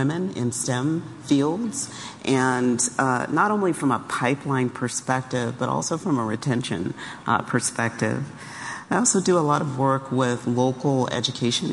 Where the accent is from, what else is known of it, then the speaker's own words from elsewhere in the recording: Silicon Valley, California, United States; Growing up in Silicon Valley, when I was a child, the landscape looked quite different than what it looks like today